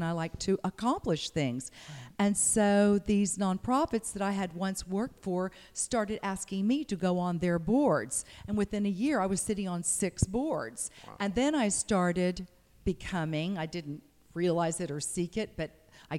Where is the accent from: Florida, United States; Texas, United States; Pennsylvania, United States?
Texas, United States; Harlingen; moved away; I'm from Harlingen.